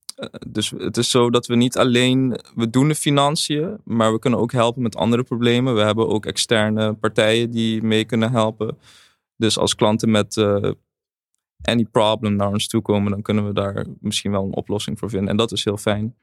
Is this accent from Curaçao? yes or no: yes; Curaçao; in Caribisch Nederland, waar ik vandaan kom. Ik kom uit Curaçao